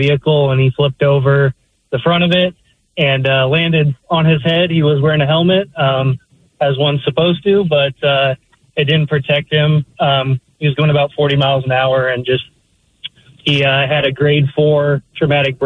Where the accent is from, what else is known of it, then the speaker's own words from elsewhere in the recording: Oregon, United States; moved away as an adult; also born or lived in Seattle; I was born and raised in Oregon